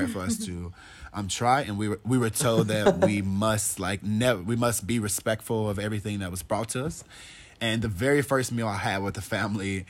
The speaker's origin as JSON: {"language": "English", "town": "Decatur", "region": "Alabama", "country": "United States", "tie": "born or raised there", "also_born_or_lived": "Sweden", "said": "I'm originally from Alabama, a small town called Decatur"}